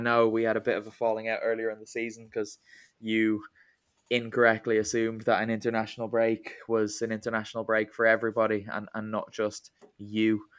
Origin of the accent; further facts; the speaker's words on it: Ireland; I'm Irish